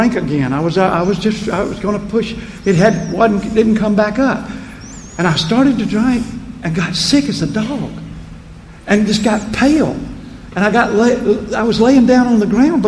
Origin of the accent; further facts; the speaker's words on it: Prichard, Alabama, United States; I grew up in Pritchard